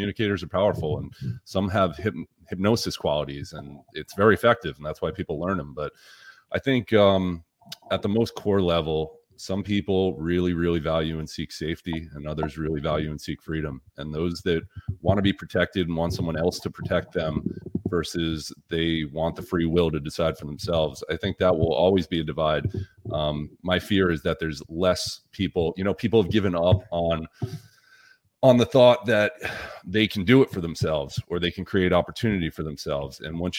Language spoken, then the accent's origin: English; Massachusetts, United States; moved away as an adult; now in Florida, United States; And I was from Massachusetts. I came down in 2019, so before 2020, obviously. And I meet a lot of people from Massachusetts.